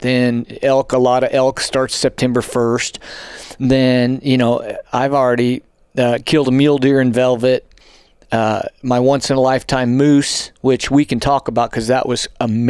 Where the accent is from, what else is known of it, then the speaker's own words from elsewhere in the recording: New Mexico, United States; now in Colorado, United States; because of where I grew up in New Mexico, live in Colorado, you know, to me, that's out my back door.